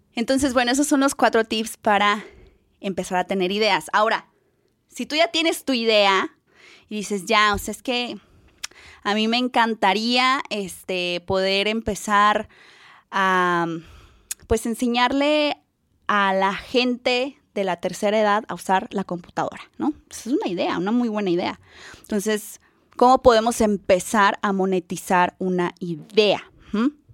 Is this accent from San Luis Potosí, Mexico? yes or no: yes; San Luis Potosí, Mexico; moved away as an adult; now in Guadalajara, Mexico; yo cuando llegué aquí a Guadalajara, yo soy de San Luis, cuando llegué aquí a Guadalajara por, por situaciones de trabajo